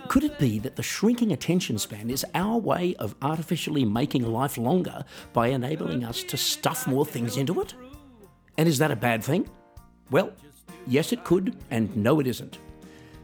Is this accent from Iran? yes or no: no; Australia; moved away; my hometown in Australia